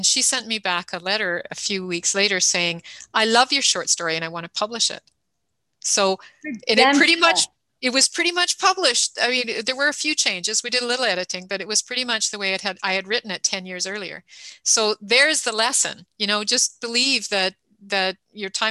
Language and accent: English; Canada; I'm the Canadian